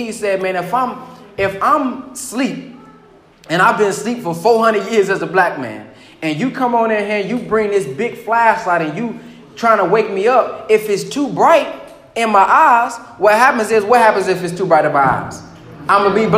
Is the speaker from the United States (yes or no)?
yes; the South, United States; I'm from the South, too